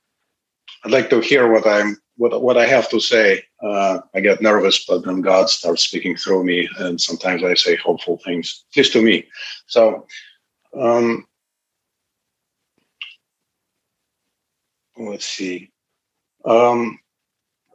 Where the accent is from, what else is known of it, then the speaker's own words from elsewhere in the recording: Moscow, Russia; English is a second language; moved away as an adult; now in United States; I was born and grew up in Moscow, Russia